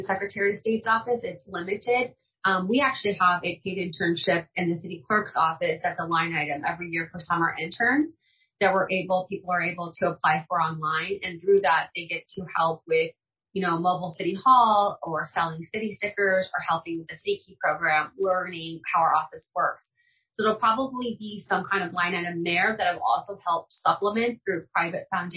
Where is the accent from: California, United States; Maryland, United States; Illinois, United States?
Illinois, United States; Granite City; I grew up in Granite City. So I did not grow up in a wealthy zip code.